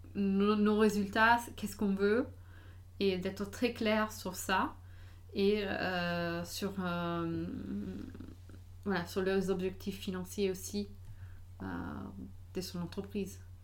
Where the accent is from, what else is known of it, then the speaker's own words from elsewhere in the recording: United States; moved away; j'ai grandi aux États-Unis